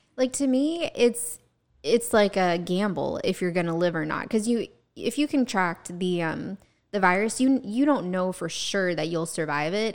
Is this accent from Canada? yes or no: no; Georgia, United States; also born or lived in New York; now in Central Florida, United States; we had those in Georgia